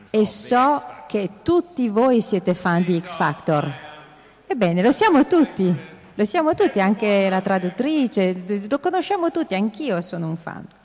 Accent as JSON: {"language": "Italian", "region": "England", "country": "United Kingdom", "second_language": "Italian", "said": "Innanzitutto mi scuso perché sono inglese e come tutti gli inglesi sono molto pigro e non ho mai studiato altre lingue"}